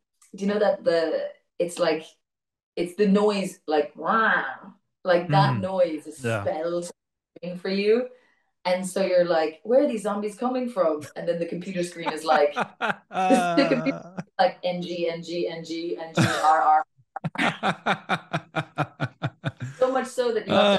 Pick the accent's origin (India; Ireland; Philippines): Ireland; as an Irish person